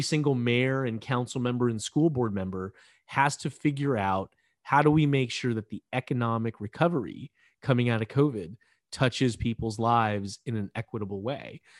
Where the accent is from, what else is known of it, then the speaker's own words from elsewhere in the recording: California, United States; I came back to California to practice law